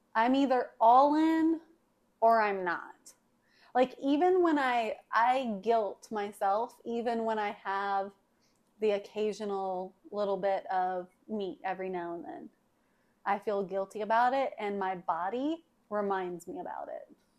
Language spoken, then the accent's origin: English; the South, United States; we are from the South. Mom grew up on a farm we've been raised around farms